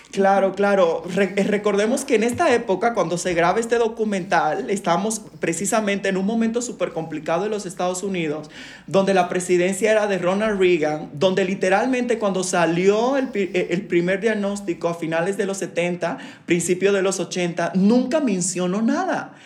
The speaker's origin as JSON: {"language": "Spanish", "country": "Dominican Republic", "moved": "yes", "said": "soy de República Dominicana, soy una persona migrante"}